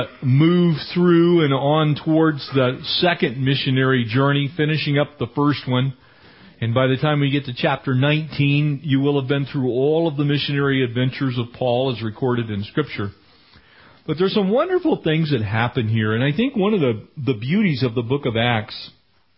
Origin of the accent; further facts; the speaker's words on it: San Diego, California, United States; also born or lived in Escondido, California; now in Running Springs, United States; I am a San Diego native. I was born in Escondido in San Diego County. I grew up in San Diego County, went all the way through high school and into college in San Diego County